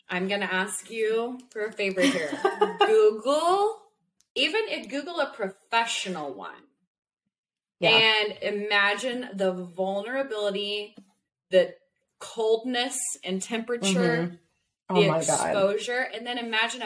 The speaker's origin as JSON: {"language": "English", "region": "Oklahoma", "country": "United States", "said": "I'm from Oklahoma."}